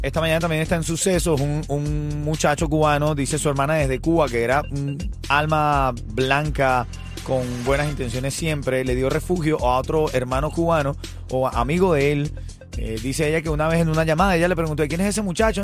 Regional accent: Venezuela; soy venezolano

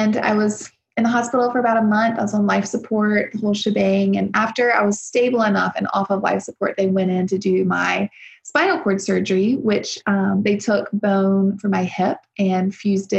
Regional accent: South Louisiana, United States; moved away as an adult; also born or lived in Nashville; I grew up in South Louisiana on a farm

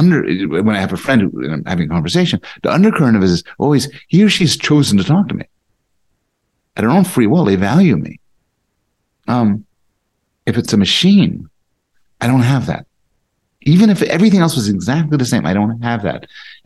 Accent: Montreal, Quebec, Canada; also born or lived in Boston, United States / United States; I was born in Montreal, born and raised in Canada, now back to Canada. But my mother was American, and I spent sort of half my existence in Boston.

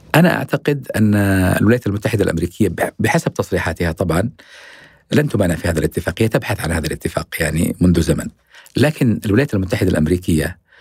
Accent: Yemen; أنا سأتحدث كيمني

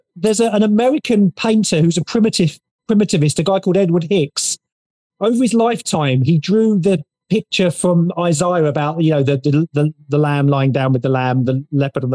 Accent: about an hour southeast of London, South East England, United Kingdom; So we ended up going to the local Baptist church about an hour southeast of London. That's where I come from. You can probably tell by my accent.

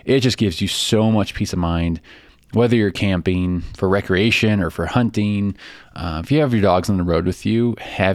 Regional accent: Chicago, Illinois, United States; accent: Chicago; my Chicago accent

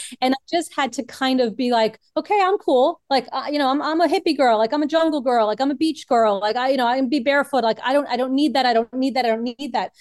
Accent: New York City, New York, United States; I am originally from Brooklyn, New York

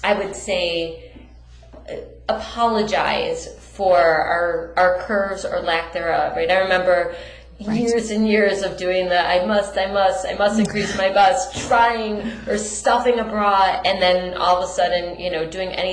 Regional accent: Detroit, Michigan, United States; We're both from Detroit

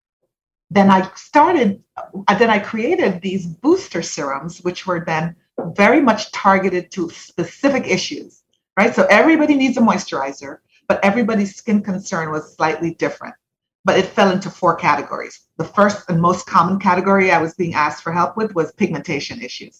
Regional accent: Jamaica; moved away as an adult; now in United States; So I'm Jamaican born. I went all the way through high school in Jamaica

